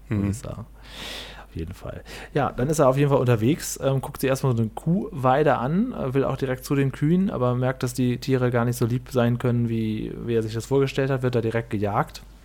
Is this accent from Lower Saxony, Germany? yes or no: yes; Cuxhaven district, Lower Saxony, Germany; ich komme ja aus dem Kreis Cuxhaven